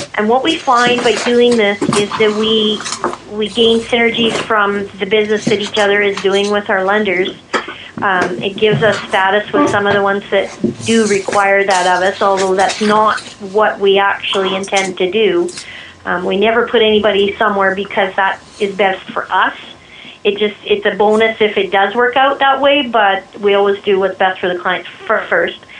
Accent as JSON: {"language": "English", "town": "Red Deer", "region": "Alberta", "country": "Canada", "tie": "born or raised there", "said": "I'm one of the few that's actually born and raised in Red Deer that's still here."}